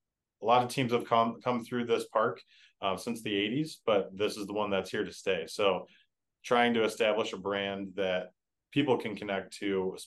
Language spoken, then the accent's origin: English; Illinois, United States; moved away as an adult; now in Madison, United States; I'm from Illinois